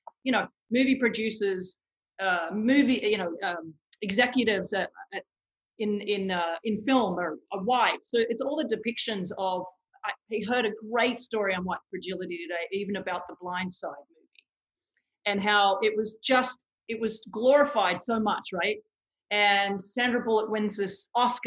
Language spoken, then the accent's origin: English; Australia; now in United States; I grew up in Australia